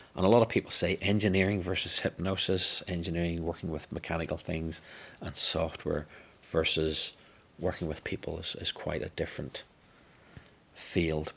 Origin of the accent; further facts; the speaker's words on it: Northern Ireland, United Kingdom; I'm born and bred in Northern Ireland